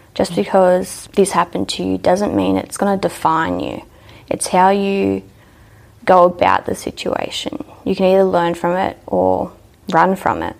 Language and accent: English; Dubbo, New South Wales, Australia; also born or lived in Orange / Mendooran; I grew up in Dubbo most of my life